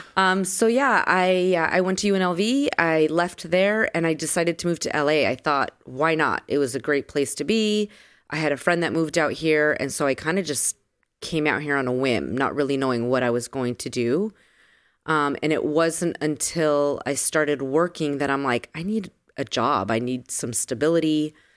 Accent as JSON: {"language": "English", "town": "San Diego", "region": "California", "country": "United States", "tie": "born or raised there", "also_born_or_lived": "Las Vegas / Los Angeles", "moved": "as an adult", "said": "I am a girl from San Diego, born and raised in San Diego"}